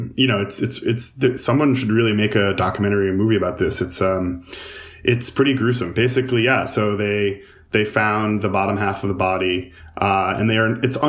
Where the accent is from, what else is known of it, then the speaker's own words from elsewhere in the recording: Huntington, New York, United States; I grew up in Huntington, and you know, it's like a colonial town. It's been around for forever in Long Island.